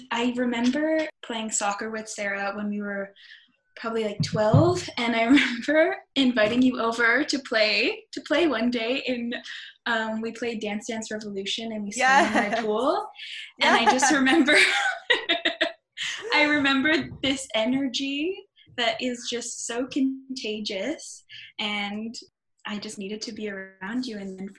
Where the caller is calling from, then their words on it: Montreal, Quebec, Canada; I am in Montreal in my bedroom.